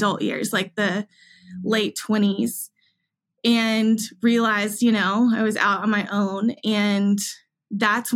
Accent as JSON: {"language": "English", "town": "Augusta", "region": "Georgia", "country": "United States", "tie": "born or raised there", "moved": "yes", "lives_now": "Nashville, United States", "said": "I grew up in Augusta, Georgia, born and raised"}